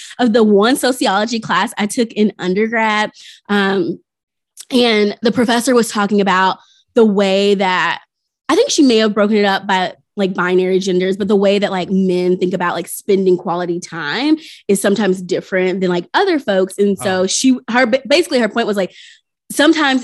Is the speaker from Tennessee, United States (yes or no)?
yes; Tennessee, United States; I grew up in Tennessee